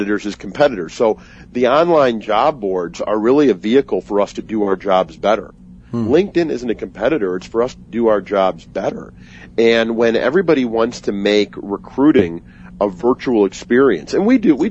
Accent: Chicago, Illinois, United States; also born or lived in Colorado; I moved back to my home state of Illinois and city of Chicago.

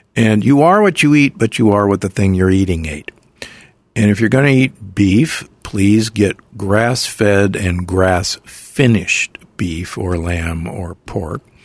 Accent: Omaha, Nebraska, United States; I grew up in Omaha, Nebraska

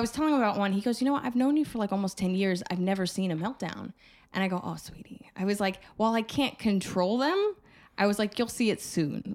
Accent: New Jersey, United States; I grew up in Jersey

